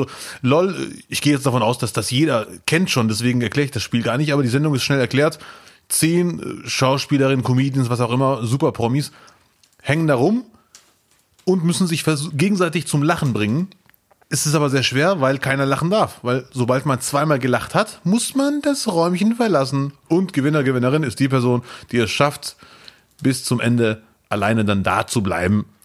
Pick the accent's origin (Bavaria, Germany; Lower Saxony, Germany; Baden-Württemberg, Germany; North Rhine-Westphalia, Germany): North Rhine-Westphalia, Germany; Bielefeld; sage ich, ich komme aus Bielefeld und dann sagen die, woher kommst du wirklich? Und dann mhm. sage ich, ja, meine Eltern kommen aus Marokko, ich bin auch Marokkaner, entspannt euch mhm. und Deutscher gleichzeitig